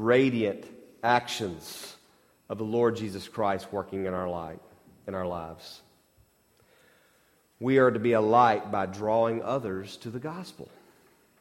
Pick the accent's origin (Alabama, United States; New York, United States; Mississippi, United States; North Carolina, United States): Mississippi, United States